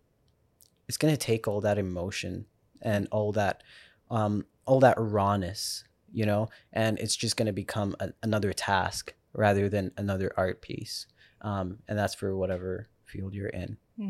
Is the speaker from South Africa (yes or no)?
yes; South Africa; I grew up in South Africa, so like...